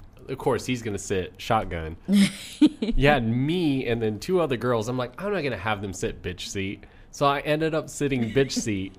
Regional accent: Garden City, Kansas, United States; born or raised there; moved away

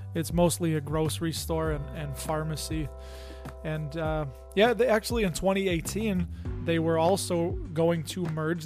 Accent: Chicago, Illinois, United States; Growing up in the Chicago area, there was a lot of Latin and a lot of Italian people that I grew up around

